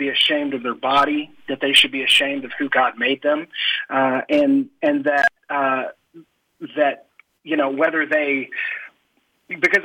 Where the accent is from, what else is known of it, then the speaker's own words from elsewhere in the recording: Oklahoma, United States; I'm this pastor from Oklahoma who drives a 4x4 pickup and wears boots